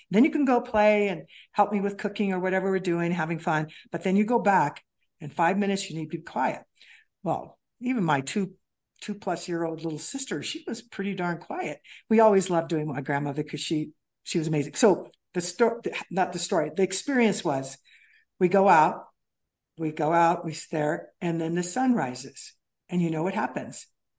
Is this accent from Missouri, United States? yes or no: yes; Kansas City, Missouri, United States; In Kansas City, Missouri, I grew up.